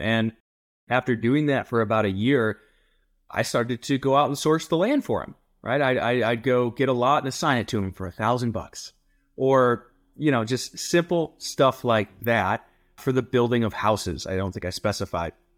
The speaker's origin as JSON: {"language": "English", "region": "rural Ohio", "country": "United States", "tie": "born or raised there", "moved": "yes", "lives_now": "Colorado Springs, United States", "said": "I originally from rural Ohio, a joke that I grew up in a cornfield"}